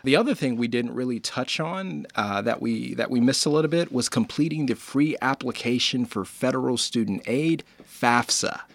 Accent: Indiana, United States; I'm from Indiana

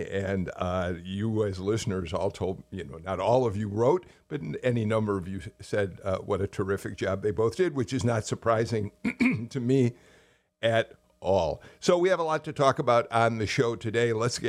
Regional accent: Chicago, Illinois, United States; now in Georgia, United States; went up to my hometown, Chicago

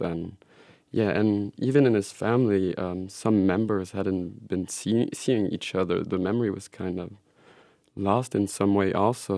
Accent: Switzerland; moved away; also born or lived in Belgium; I grew up in Switzerland and spent a couple of years in Belgium

